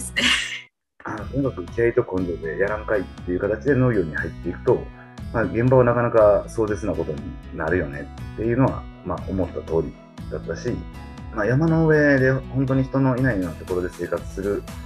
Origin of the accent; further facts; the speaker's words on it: Osaka, Japan; moved away as an adult; also born or lived in Gunma; now in Awaji Island, Japan; うちの実家は大阪で